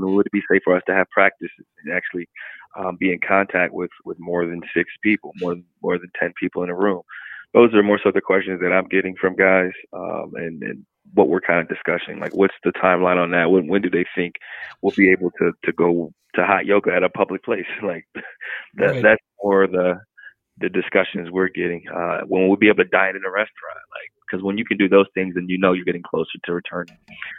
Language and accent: English; Ohio, United States; like, I'm from Ohio, but what's the go-to?